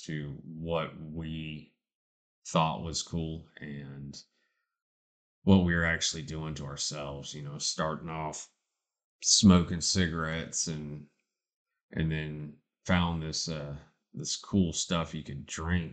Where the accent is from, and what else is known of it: Charleston, South Carolina, United States; born or raised there